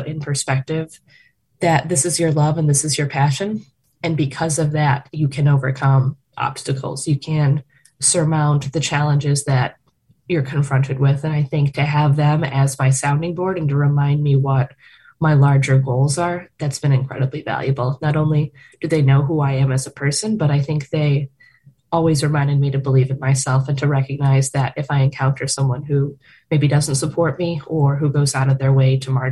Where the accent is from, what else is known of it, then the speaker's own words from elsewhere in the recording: Chicago, Illinois, United States; being a Chicagoan